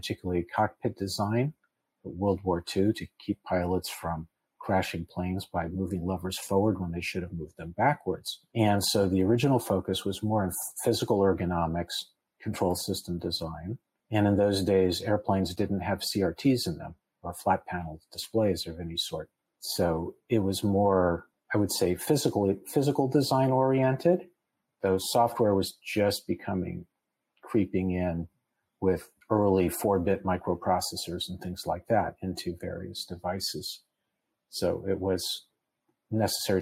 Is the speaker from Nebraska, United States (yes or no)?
yes; Nebraska, United States; born or raised there; moved away as an adult; also born or lived in Boston / Silicon Valley